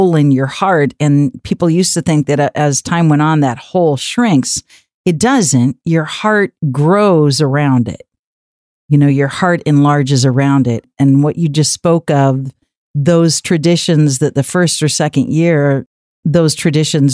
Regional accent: West Coast, United States; moved away; also born or lived in Rochester, New York; I'm from the West Coast, but I was on the East Coast for many, many years

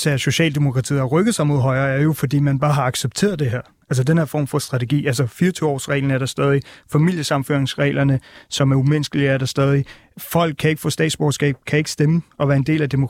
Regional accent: North India, India; Jeg kommer selv fra Nordindien, hvor mit folk blev slagtet af den indiske regering i 1984.

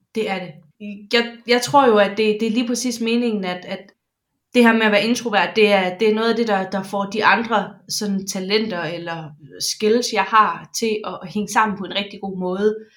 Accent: Jutland, Denmark; Jeg er jyde

